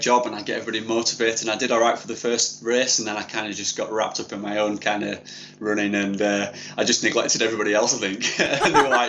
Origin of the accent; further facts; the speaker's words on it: Yorkshire and the Humber, United Kingdom; born and bred in Yorkshire